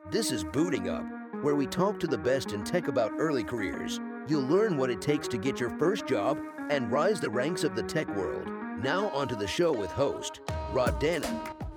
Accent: Kansas City suburbs, United States; moved away; also born or lived in Hong Kong / Seoul / Paris / London; Kansas City was my hometown

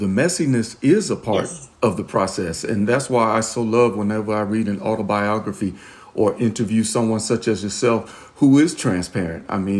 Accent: the South, United States; I'm from the South, so I use a lot of food analogies

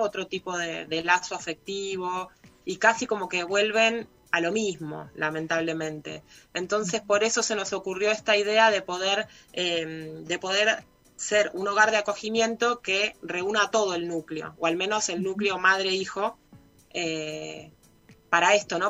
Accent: Buenos Aires, Argentina; moved away as an adult; now in Villa Ciudad Parque, Argentina; soy de Buenos Aires. Me vine para acá hace nueve años

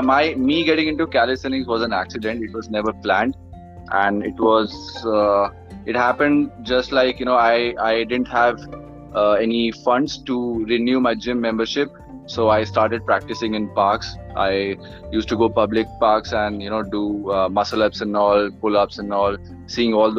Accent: Haryana, India; moved away as an adult; now in Mumbai, India; I am from North India, specifically Haryana, and I'm born and brought up there only, and I shifted to Mumbai 5 years back

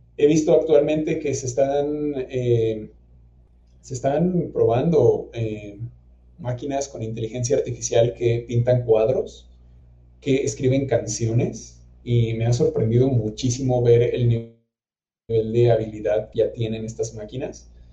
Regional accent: Hidalgo, Mexico; moved away as an adult; now in Guanajuato, Mexico; yo soy originario del estado de Hidalgo, en México, pero vine a la ciudad de Guanajuato a estudiar

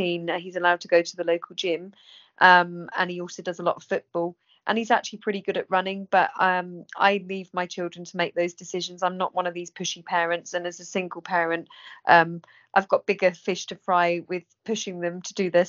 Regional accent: England, United Kingdom; England people, we're always reserved

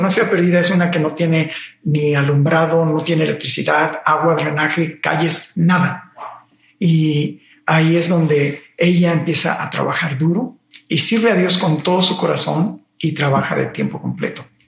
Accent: Mexico City, Mexico; Soy originario de la Ciudad de México

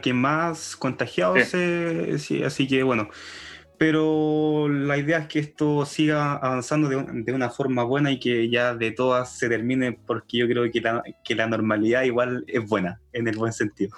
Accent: Los Ángeles, Biobío, Chile; yo soy de Los Ángeles

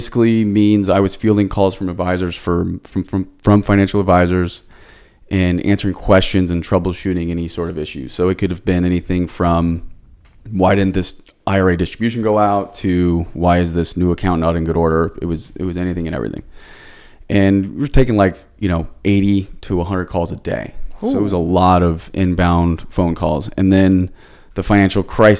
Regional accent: San Diego, California, United States; I'm from San Diego, which born and raised here

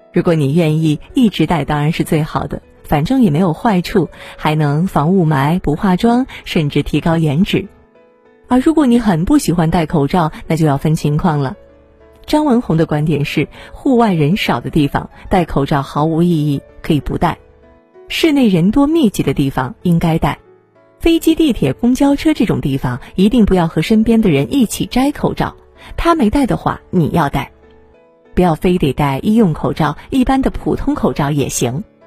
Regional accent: China; 我们中国人经历过非典

